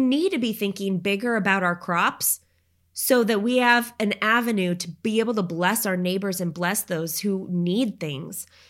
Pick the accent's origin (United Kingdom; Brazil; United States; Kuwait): United States; Oregon; moved away; I grew up in Oregon